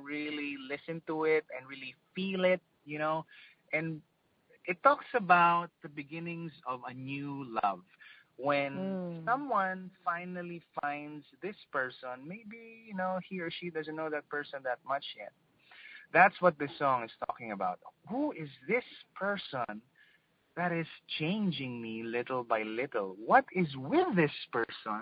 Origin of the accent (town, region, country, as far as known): Philippines